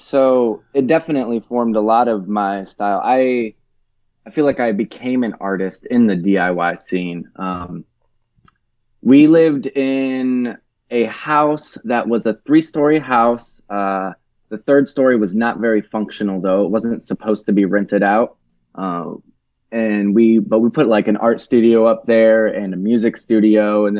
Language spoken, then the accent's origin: English; Tennessee, United States; also born or lived in Michigan; I was born in Michigan, in the Detroit area. And then I almost immediately moved around a little bit as a child, went back to Michigan for a little while, and then went to rural Tennessee, about an hour outside of Memphis, when I was 11, went to middle school and high school there